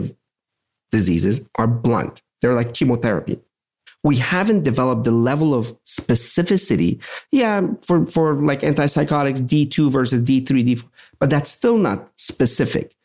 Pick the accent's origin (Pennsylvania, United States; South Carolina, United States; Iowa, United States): Pennsylvania, United States; Pittsburgh; I'm from Pittsburgh.